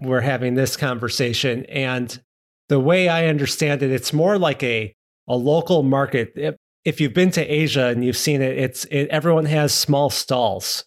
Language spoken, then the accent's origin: English; United States; also born or lived in Skokie; As an American